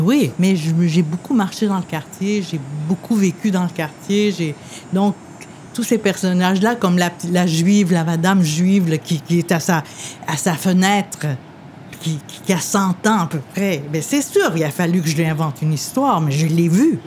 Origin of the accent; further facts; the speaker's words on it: Quebec, Canada; also born or lived in Lebanon; je suis Québécoise, je suis plus Québécoise que beaucoup de monde